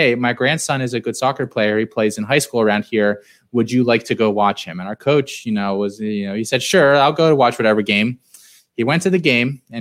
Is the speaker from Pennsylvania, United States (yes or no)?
yes; Central Pennsylvania, United States; I grew up in Central Pennsylvania